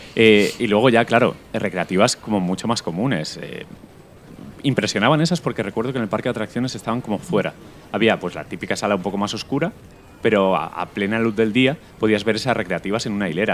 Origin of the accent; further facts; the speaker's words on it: Elda, Valencian Community, Spain; en mi pueblo, en Elda